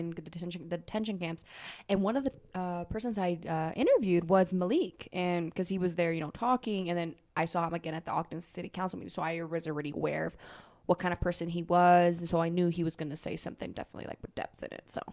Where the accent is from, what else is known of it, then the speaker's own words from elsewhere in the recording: Germany; moved away as an adult; also born or lived in Costa Rica; now in Utah, United States; I was born in Costa Rica. That's where I was born. And then, um, at the age six, I left to Germany. So I was, I lived, like, in Germany for, like, fourteen years. I did elementary school, middle school, high school there